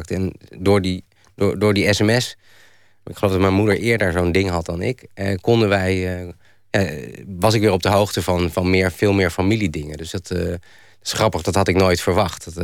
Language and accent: Dutch; Randstad, Netherlands; toen ik naar Groningen verhuisde en ik kwam uit de Randstad